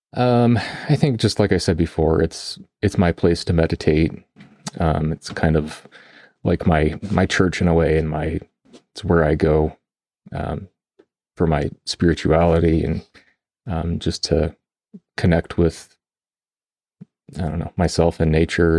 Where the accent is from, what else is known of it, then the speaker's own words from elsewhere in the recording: Colorado, United States; I grew up in Colorado